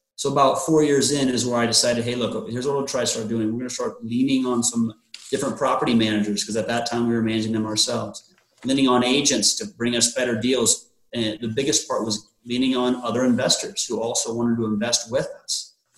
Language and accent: English; Omaha, Nebraska, United States; born and raised in the Omaha area